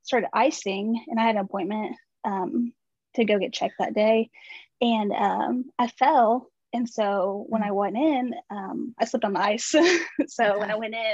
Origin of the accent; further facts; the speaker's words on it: Arkansas, United States; I'm from Arkansas